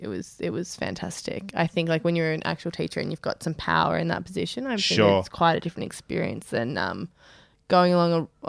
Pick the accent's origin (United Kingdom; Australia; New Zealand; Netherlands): Australia; Being Australian sucks sometimes.